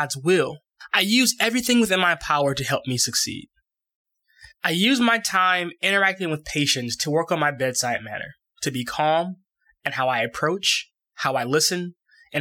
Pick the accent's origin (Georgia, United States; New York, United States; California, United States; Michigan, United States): Michigan, United States; Lathrup Village; my hometown of Lathrop Village, Michigan, right outside of Detroit, Michigan